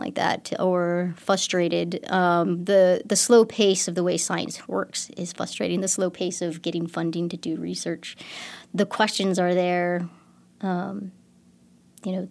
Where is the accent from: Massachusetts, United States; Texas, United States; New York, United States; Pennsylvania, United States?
Texas, United States; Texas Hill Country, United States; growing up in the Texas Hill Country, I used to always go rock hounding